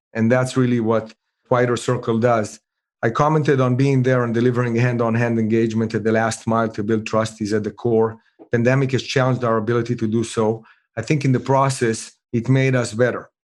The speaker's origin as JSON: {"language": "English", "country": "Israel", "moved": "yes", "said": "I'm originally from Israel"}